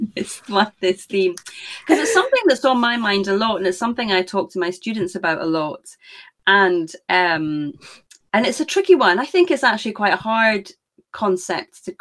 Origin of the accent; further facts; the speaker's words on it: Scotland, United Kingdom; I am Scottish, as you can maybe tell. So I'm on the other side of the pond